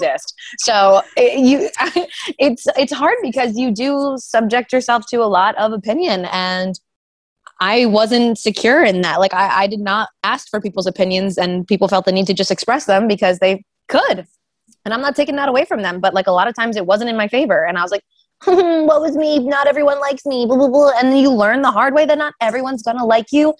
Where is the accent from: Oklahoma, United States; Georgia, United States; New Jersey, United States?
New Jersey, United States; now in Philadelphia, United States; I'm like a South Jersey girl. Philly's always been my city